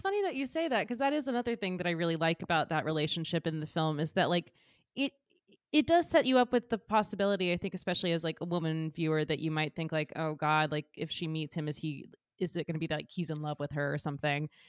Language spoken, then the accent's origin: English; Georgia, United States; moved away as an adult; now in New York, United States; I'm from Georgia originally, but I've lived in New York for, like, all of my adult life, basically